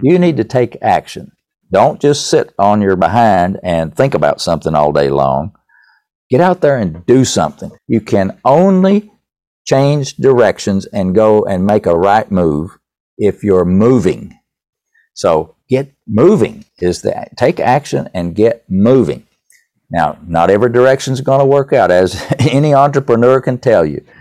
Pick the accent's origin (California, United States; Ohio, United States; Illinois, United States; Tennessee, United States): Tennessee, United States; East; accent: Tennessee; I grew up in East Tennessee